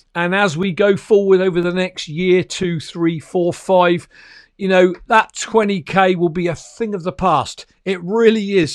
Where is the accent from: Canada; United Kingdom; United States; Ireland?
United Kingdom; an ordinary working class guy from the little old, um, uh, British Isles, you know, Great Britain